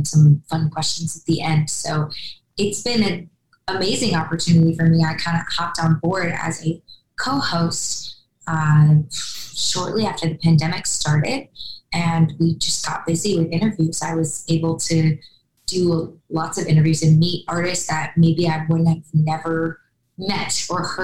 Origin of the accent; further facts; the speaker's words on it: Wisconsin, United States; moved away as an adult; now in Nashville, United States; my home state